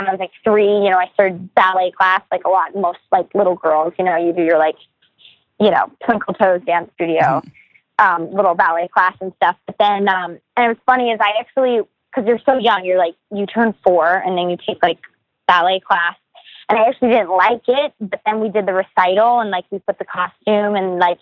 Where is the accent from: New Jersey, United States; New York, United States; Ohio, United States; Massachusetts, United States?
New Jersey, United States; Marlboro; Marlborough, New Jersey, that's where I'm from. That's where I grew up.